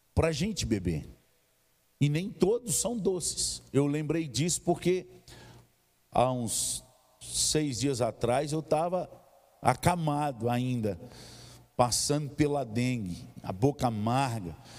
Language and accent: Portuguese; Governador Valadares, Minas Gerais, Brazil; moved away; Lá na minha região, no leste de Minas, tem muito monte. Lá, aliás, em Governador Valadares tem o Pico da Ibituruna